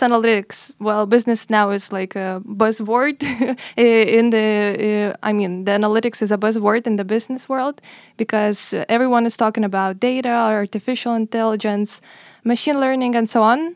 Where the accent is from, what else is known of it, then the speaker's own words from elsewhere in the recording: Lithuania; moved away as an adult; I'm also twenty-four, and, uh, I'm from Lithuania